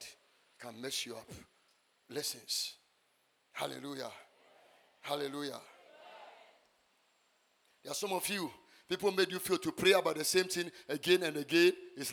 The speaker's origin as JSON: {"language": "English", "country": "Ghana", "tie": "born or raised there", "said": "I was born and bred in Ghana"}